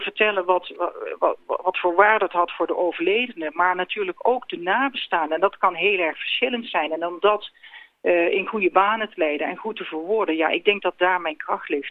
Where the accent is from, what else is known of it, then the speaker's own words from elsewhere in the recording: North Brabant, Netherlands; Ik kom zelf uit Zuid-Brabant.